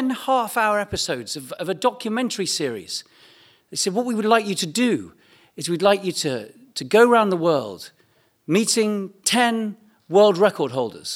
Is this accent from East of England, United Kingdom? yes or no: yes; East Anglia, East of England, United Kingdom; I'm from East Anglia